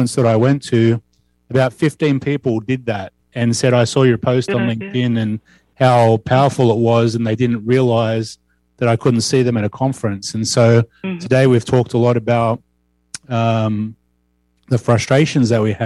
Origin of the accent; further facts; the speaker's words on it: Australia; now in Washington, United States; I'm from Amerability Services in Washington State, originally Australia